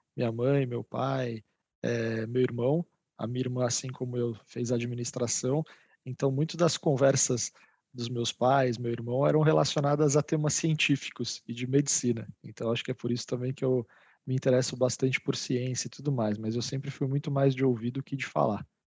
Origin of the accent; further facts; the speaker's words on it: São Paulo, Brazil; nascidos e criados em São Paulo